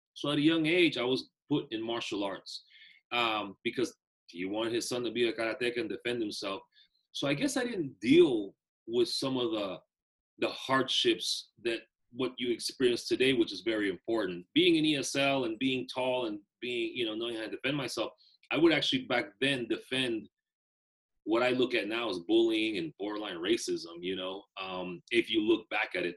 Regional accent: Bay Area, California, United States; also born or lived in Nicaragua; I grew up in the Bay Area

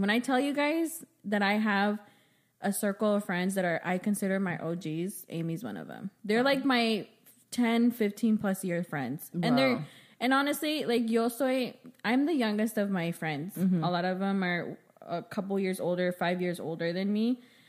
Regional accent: Namiquipa, Chihuahua, Mexico; English is a second language; Arriba Chihuahua. Namiquipa Chihuahua, cabrones.

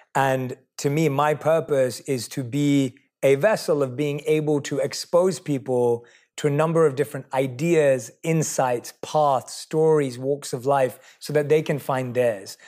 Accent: London, United Kingdom; I was born and raised in London

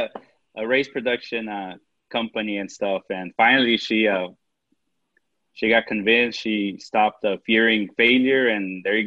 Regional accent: Eagle Pass, Texas, United States; I'm from the Rio EP, which is Eagle Pass

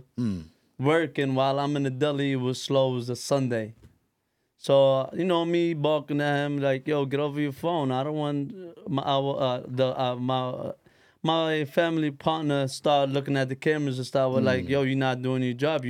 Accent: Yemen; now in United States; I'm from Yemen.

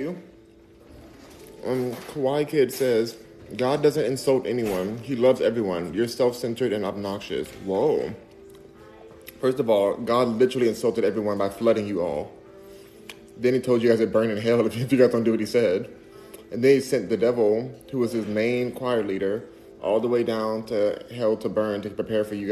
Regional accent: Los Angeles, California, United States; Los Angeles, baby. Born and raised

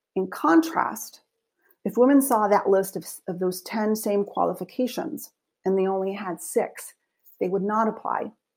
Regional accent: Española, New Mexico, United States; moved away as an adult; also born or lived in Santa Fe, New Mexico / Wheaton College, Illinois; I was born in Santa Fe, New Mexico, but I grew up in a small town called Española

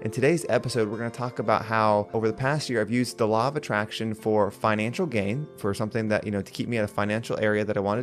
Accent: United States; I was district manager in North and South Carolina, which is my hometown

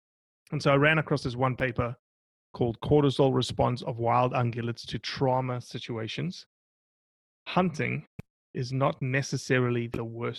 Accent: United States; making me as an American landowner of these public lands pay for access to these public lands.

